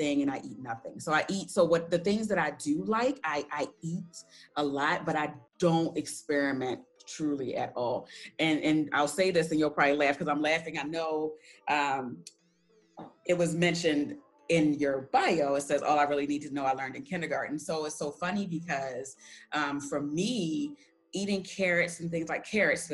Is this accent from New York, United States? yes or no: no; Baltimore, Maryland, United States; I'm originally from Baltimore